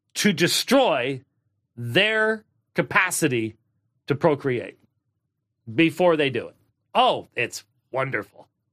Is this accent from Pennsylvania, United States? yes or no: no; Minnesota, United States; I was born in Minnesota